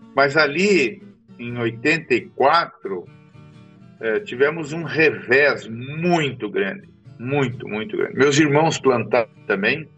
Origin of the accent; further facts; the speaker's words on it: Curitiba, Paraná, Brazil; moved away as an adult; also born or lived in São Miguel do Iguaçu, Paraná; now in Mato Grosso, Brazil; eu sou nascido em Curitiba, no Paraná, há sessenta e quatro anos atrás